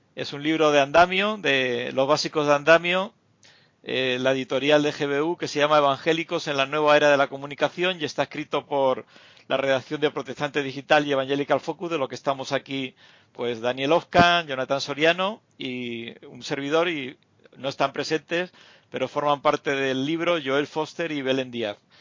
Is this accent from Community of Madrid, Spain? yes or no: no; Canary Islands, Spain; moved away; Canarias, que es mi tierra